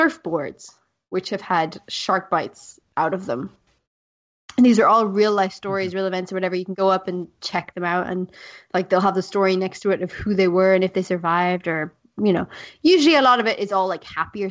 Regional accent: South Africa; I grew up in South Africa

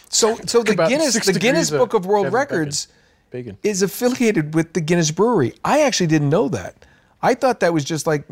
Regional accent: New England, United States; now in Los Angeles, United States; I grew up in New England

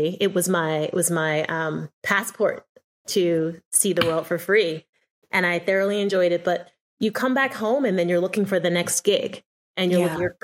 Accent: Philadelphia, Pennsylvania, United States; moved away as an adult; now in New York, United States; I'm from Philadelphia

